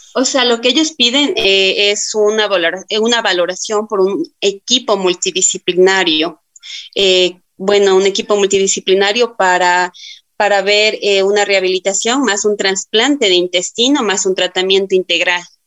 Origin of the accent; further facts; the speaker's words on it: Tulcán, Carchi, Ecuador; yo soy de la ciudad de Tulcán